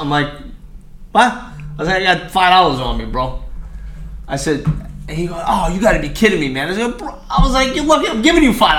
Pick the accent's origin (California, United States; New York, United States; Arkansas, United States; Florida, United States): New York, United States; New York City; I'm from Brooklyn, New York, Coney Island.